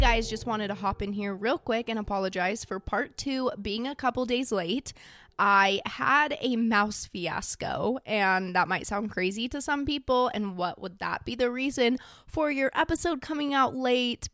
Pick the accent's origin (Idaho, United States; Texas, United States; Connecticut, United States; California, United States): Idaho, United States; I'm from Idaho